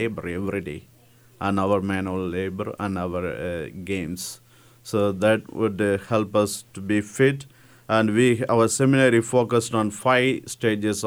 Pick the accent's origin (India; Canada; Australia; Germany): India; English is a second language; moved away as an adult; now in Hays, United States